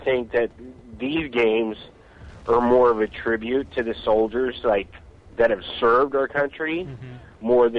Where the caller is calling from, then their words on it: California, United States; I'm calling from California, bud.